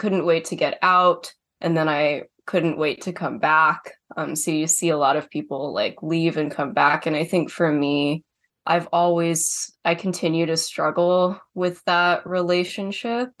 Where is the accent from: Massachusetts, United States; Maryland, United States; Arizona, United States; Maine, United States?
Maine, United States; having been born and raised here